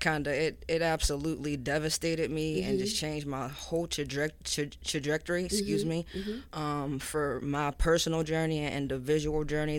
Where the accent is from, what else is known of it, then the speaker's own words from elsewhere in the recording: Pittsburgh, Pennsylvania, United States; moved away as an adult; now in Atlanta, United States; I'm originally from Pittsburgh, Pennsylvania.